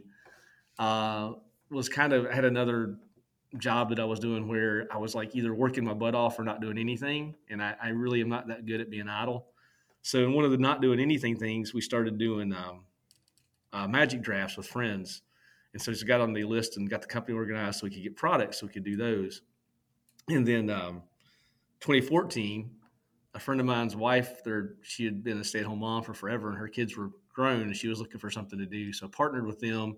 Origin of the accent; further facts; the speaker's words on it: Virginia, United States; now in Cary, United States; I grew up in Virginia, out in the mountains, very, very rural